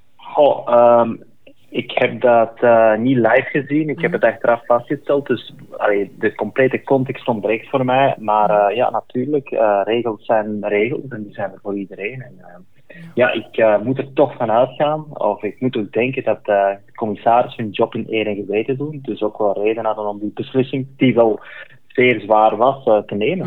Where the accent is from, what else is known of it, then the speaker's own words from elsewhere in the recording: Belgium; als Belg